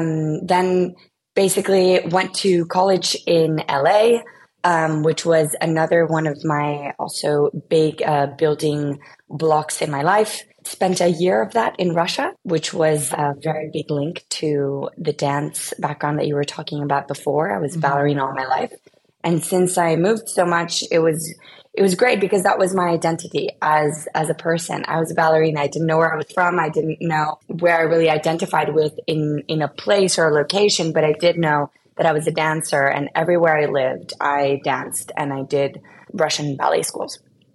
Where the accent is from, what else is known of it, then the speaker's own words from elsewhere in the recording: Spain; also born or lived in United States; I was born in the US. I am originally from Spain.